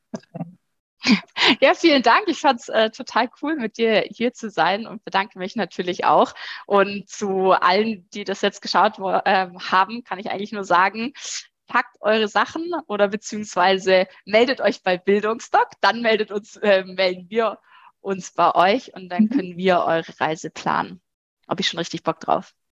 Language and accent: German; Germany; bei uns in Deutschland